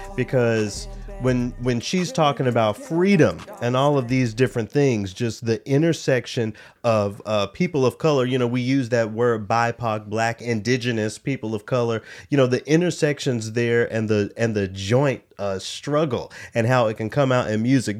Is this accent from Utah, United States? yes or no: no; Memphis, Tennessee, United States; Growing up in Memphis